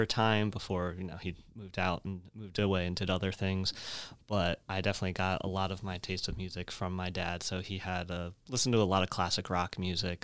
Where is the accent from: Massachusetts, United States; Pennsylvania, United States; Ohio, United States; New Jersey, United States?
New Jersey, United States; Woodbury; I grew up in Woodbury, which is right down the road from, uh, from Rowan